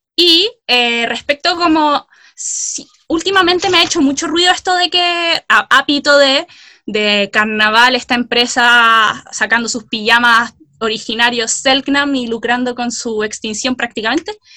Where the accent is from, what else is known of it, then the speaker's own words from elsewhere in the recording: Chile; yo soy chilena porque nací en Chile